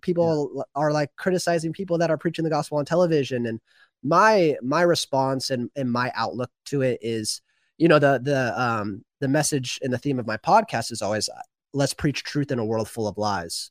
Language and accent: English; the Northwest, Pacific Northwest, United States; also born or lived in Washington State; I'm from the Northwest, like you